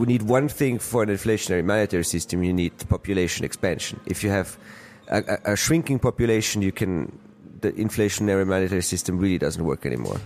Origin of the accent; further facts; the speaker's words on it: Austria; I come from Austria